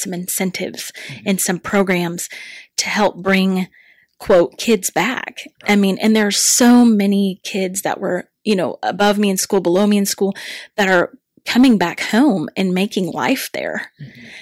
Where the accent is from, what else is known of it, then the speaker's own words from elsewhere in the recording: Sterling, Kansas, United States; now in Larned, United States; I grew up in Sterling, Kansas